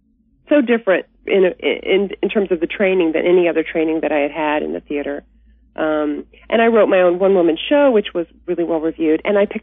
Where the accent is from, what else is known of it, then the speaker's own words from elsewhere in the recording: Birmingham, Alabama, United States; moved away as an adult; also born or lived in Atlanta, Georgia / New York City; I was born in Atlanta, Georgia, and raised in Birmingham, Alabama. But I went to New York City on a dance scholarship when I was 18.